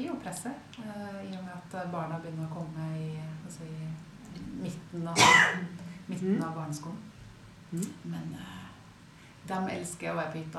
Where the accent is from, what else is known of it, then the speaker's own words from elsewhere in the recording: Trondheim, Trøndelag, Norway; Ellers så er jeg jo fra Trondheim, så jeg skal forsøke å snakke sakte